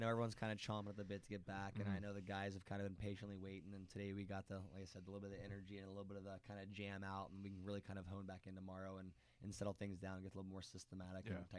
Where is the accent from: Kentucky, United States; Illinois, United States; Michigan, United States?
Illinois, United States; Wheaton; Wheaton, Illinois.